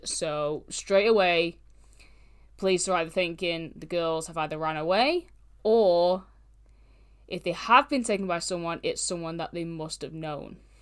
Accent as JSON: {"language": "English", "country": "United Kingdom", "said": "I'm British"}